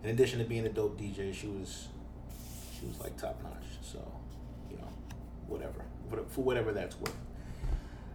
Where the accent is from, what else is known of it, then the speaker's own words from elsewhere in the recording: New York, United States; we're from New York